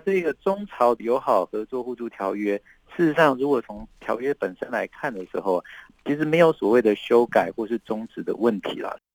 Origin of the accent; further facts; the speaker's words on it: Taiwan; 身为台湾人